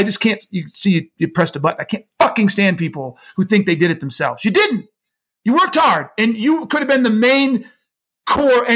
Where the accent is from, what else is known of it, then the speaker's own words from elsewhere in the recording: United States; I was born in the United States